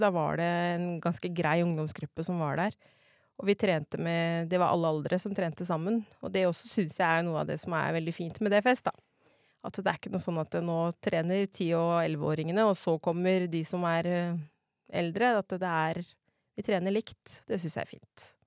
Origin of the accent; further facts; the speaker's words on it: Nannestad, Akershus, Norway; moved away as an adult; now in Setskog, Norway; Jeg er da fra Nannestad og skøyt for Steinsgård tidligere. Bor nå på Setskog